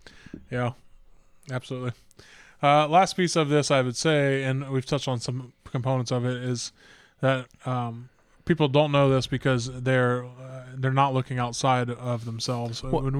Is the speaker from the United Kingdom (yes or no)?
yes; United Kingdom; So I'm British, you know